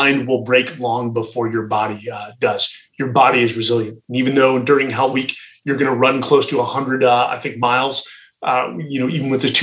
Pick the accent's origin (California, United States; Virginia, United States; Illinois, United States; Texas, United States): California, United States; Atherton; We grew up in Atherton, California, which is one of the most affluent towns in America.